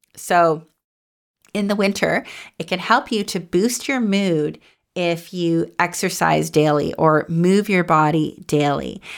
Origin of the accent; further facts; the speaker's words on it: Goderich, Ontario, Canada; now in Toronto, Canada; I grew up in the Snow Belt in a little town called Goderich, and it was near Lake Huron